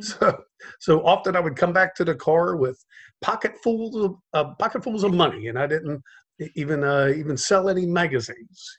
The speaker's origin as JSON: {"language": "English", "town": "Cincinnati", "region": "Ohio", "country": "United States", "tie": "born or raised there", "moved": "yes", "lives_now": "South Florida, United States", "said": "I grew up in Cincinnati, Ohio"}